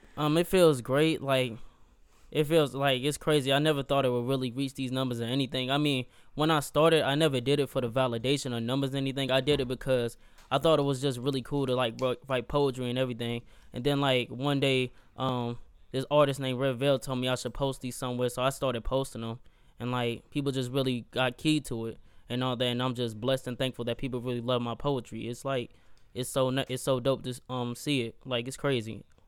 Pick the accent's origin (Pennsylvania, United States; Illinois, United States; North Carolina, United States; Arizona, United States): North Carolina, United States; Gastonia; I'm from Gastonia, North Carolina